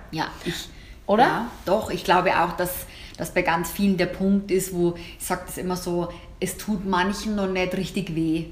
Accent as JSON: {"language": "German", "country": "Germany", "said": "bei uns in Deutsch oder in Deutschland"}